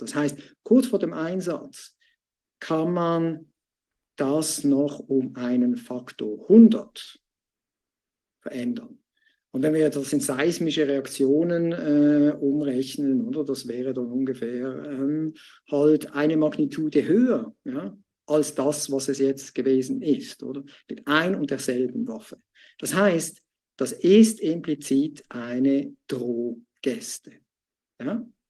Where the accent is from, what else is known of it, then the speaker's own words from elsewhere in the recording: Switzerland; mir als Schweizer